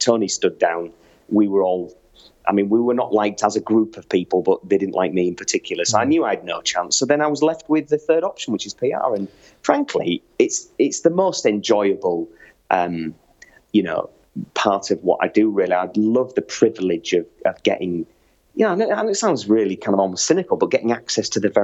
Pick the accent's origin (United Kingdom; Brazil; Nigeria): United Kingdom; York, Yorkshire and the Humber; moved away; I was an elected councillor in my hometown of York.